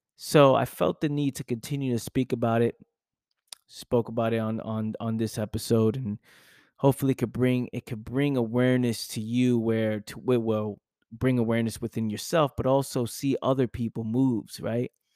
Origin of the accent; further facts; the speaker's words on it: New York City, New York, United States; I'm from the Bronx